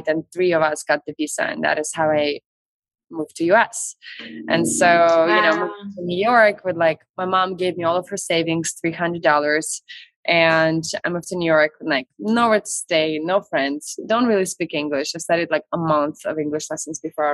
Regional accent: Belarus; English is a second language; moved away as an adult; also born or lived in St. Petersburg, Russia / Minsk, Belarus; I was born in Russia, in St. Petersburg, and grew up in Belarus on a farm and in a very small town with my mom

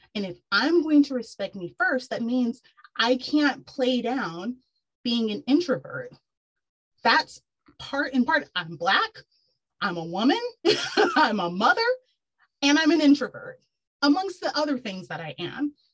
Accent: Texas, United States; moved away as an adult; also born or lived in New York City; I'm born and raised in Texas.

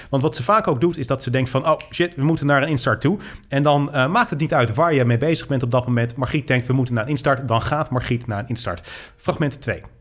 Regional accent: North Brabant, Netherlands; Ik kom uit Brabant, jij niet.

